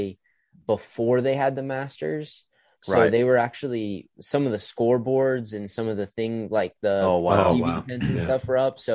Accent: Idaho, United States; I'm from Idaho

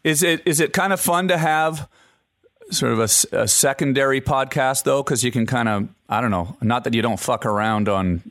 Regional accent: Canada; I've spent a lot of time growing up in Canada fishing and living outdoors, canoeing and traveling in the wild

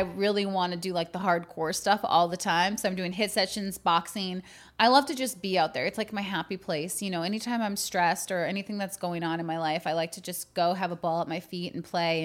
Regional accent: Green Bay, Wisconsin, United States; I grew up in Green Bay

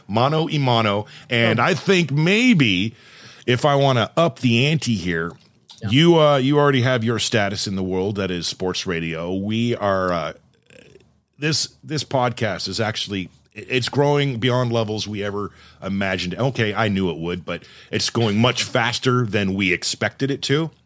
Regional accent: Southern California, United States; moved away; I'm from Southern California

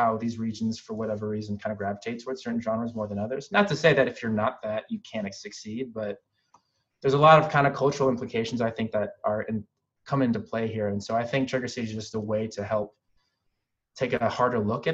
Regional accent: Philippines; I'm Filipino

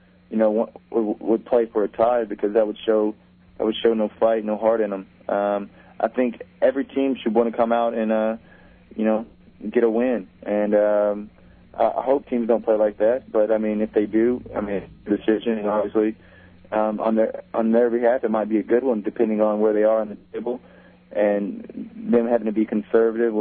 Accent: Texas, United States; moved away as an adult; go back to my home state

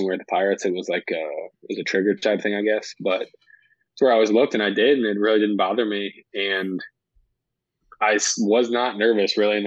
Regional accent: St. Louis, Missouri, United States; St. Louis is, that's where I'm from.

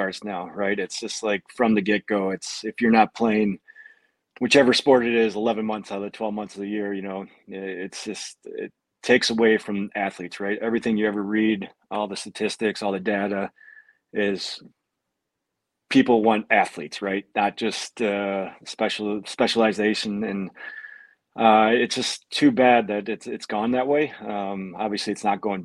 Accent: Trenton, Michigan, United States; moved away as an adult; I played travel hockey for my hometown team in Trenton, Michigan, all the way up to high school

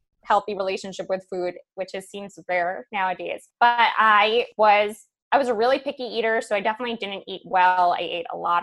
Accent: Manhasset, New York, United States; also born or lived in Brooklyn / Syosset; I am from New York. So I grew up in Manhasset for the most part. My parents moved us all around Brooklyn, Manhasset, Syosset, Long Island girl though.

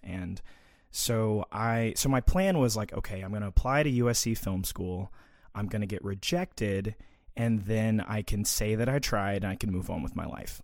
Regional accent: Little Rock, Arkansas, United States; also born or lived in Conway, Arkansas; I grew up in Little Rock, Arkansas.

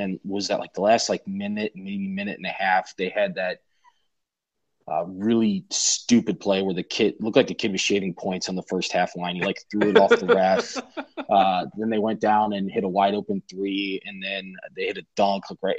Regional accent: Cincinnati, Ohio, United States; I grew up here in Cincinnati

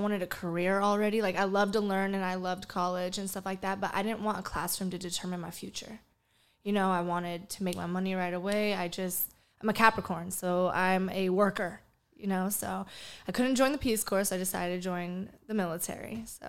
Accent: Bay Area, California, United States; moved away as an adult; also born or lived in Jacksonville, Florida; I'm originally from California, originally from the Bay Area.

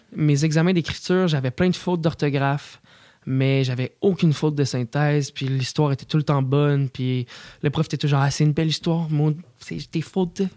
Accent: Quebec, Canada; mes racines, tu sais, de comme le sirop d'érable québécois

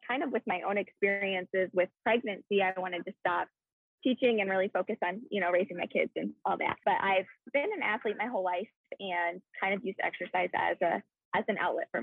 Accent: Iowa, United States; moved away as an adult; now in California, United States; that is where I am originally from, is Iowa

